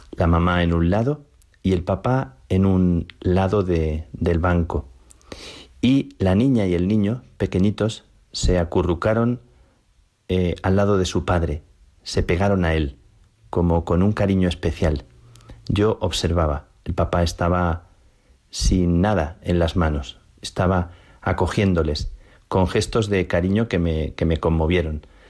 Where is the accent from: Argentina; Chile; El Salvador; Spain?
Spain; Plasencia, Extremadura; de mi tierra, de Plasencia